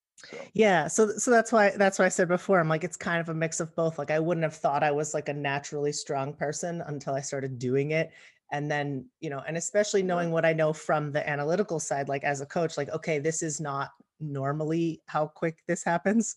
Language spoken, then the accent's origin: English; Palmdale, California, United States; I grew up in Palmdale, which is in it's technically in LA County